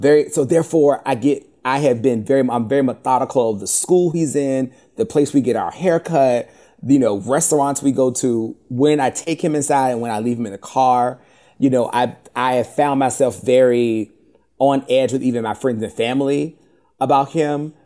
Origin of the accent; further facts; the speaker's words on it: Richmond, Virginia, United States; I'm from Richmond, Virginia